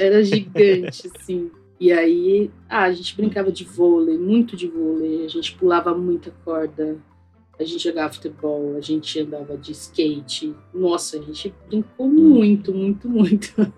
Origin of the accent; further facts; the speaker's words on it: São Paulo, Brazil; Eu cresci no Carrão